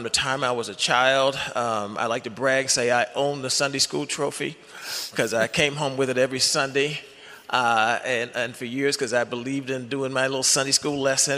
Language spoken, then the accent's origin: English; Baltimore, Maryland, United States; moved away as an adult; also born or lived in Los Angeles; I'm from Baltimore, met my wife at University of Maryland.